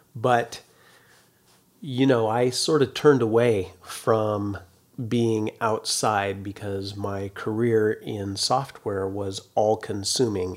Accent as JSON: {"language": "English", "town": "Carlotta", "region": "California", "country": "United States", "tie": "born or raised there", "said": "my hometown was a town of three hundred and sixty people, Carlotta, California. That's up in, uh, Northern California"}